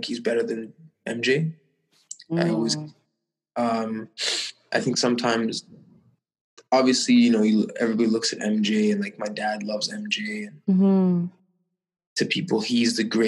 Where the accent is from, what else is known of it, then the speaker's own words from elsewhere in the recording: Toronto, Ontario, Canada; growing up in Toronto